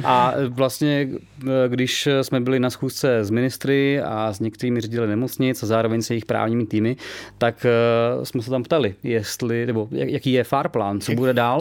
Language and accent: Czech; Czechia; jednak jsme Češi, máme tady tu zemi rádi